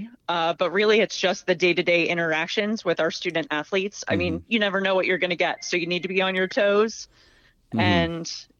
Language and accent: English; Berks County, Pennsylvania, United States; I'm from Berks County, PA, so currently, obviously, still working in Berks County, now being at Wilson, but I was a graduate of Muhlenberg High School